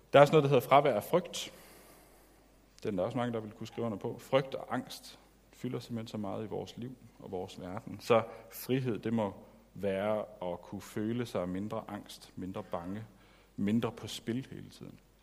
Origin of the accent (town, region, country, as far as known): Denmark